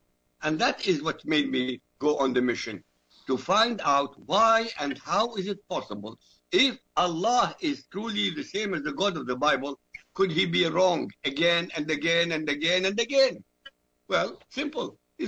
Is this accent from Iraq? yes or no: yes; Iraq; first language Arabic; English is a second language; moved away; I'm an Iraqi. I was born in Iraq. My mother tongue is Arabic.